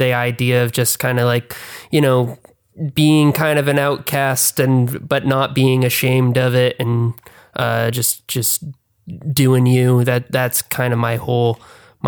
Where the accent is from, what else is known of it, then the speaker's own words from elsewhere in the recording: Keene, New Hampshire, United States; moved away as an adult; now in Los Angeles, United States; I grew up actually in Keene, New Hampshire, which is in the middle of nowhere.